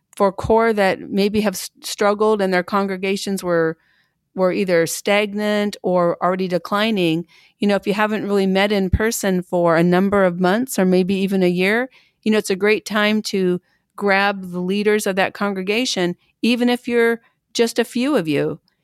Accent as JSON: {"language": "English", "town": "Pendleton", "region": "Oregon", "country": "United States", "tie": "born or raised there", "said": "I'm from Pendleton, Oregon, a little, again, a little town, uh, about fourteen thousand people when I was growing up."}